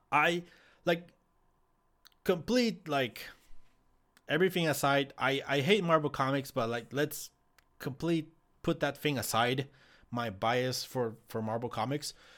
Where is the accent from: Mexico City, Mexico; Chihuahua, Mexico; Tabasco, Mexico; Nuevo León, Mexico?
Chihuahua, Mexico; Ciudad Juárez; I am from Ciudad Juarez